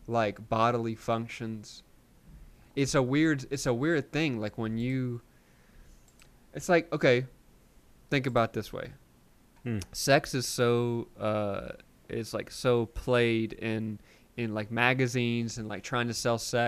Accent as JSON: {"language": "English", "town": "Wiggins", "region": "Mississippi", "country": "United States", "tie": "born or raised there", "moved": "yes", "lives_now": "California, United States", "said": "Wiggins, Mississippi, my hometown"}